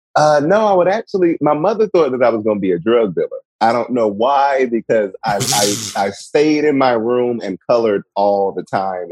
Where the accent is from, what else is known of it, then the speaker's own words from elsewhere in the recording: Washington, District of Columbia, United States; also born or lived in North Carolina; I am from Washington D.C. originally